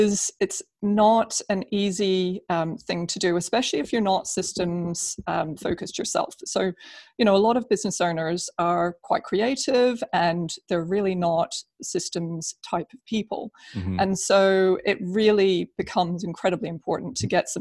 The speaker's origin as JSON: {"language": "English", "country": "New Zealand", "also_born_or_lived": "United Kingdom", "moved": "as an adult", "said": "I'm originally from New Zealand"}